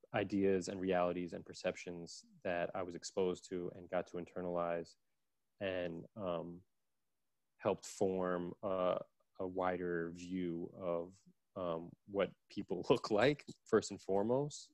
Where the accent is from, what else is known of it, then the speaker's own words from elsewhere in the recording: New York City, New York, United States; I grew up in Brooklyn